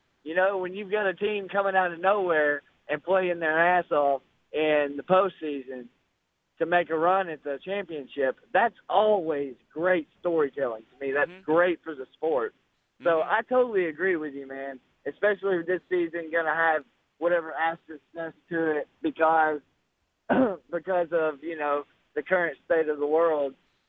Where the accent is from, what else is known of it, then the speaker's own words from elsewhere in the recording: Birmingham, Alabama, United States; growing up in Birmingham, Alabama